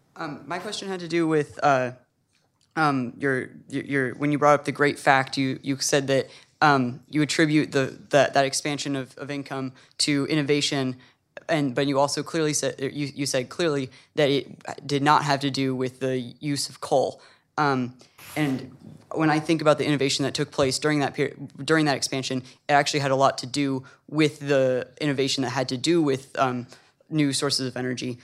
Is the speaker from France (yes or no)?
yes; Paris, Île-de-France, France; I come from Paris. So, as a French and as a lawyer